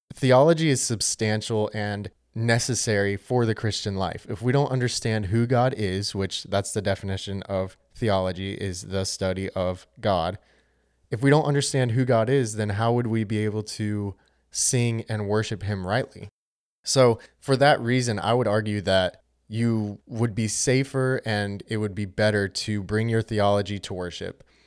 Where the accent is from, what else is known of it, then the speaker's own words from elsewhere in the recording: Charlotte, North Carolina, United States; I'm from Charlotte, North Carolina